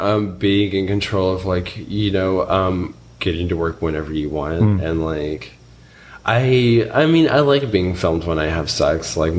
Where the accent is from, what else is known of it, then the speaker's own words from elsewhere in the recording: Chattanooga, Tennessee, United States; I'm from Chattanooga.